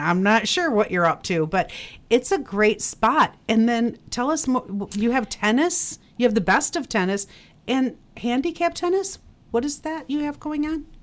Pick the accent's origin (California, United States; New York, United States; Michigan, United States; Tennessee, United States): Michigan, United States; Northville; moved away as an adult; now in Traverse City, United States; I'm originally from Northville. I came up here on vacation and I am still here.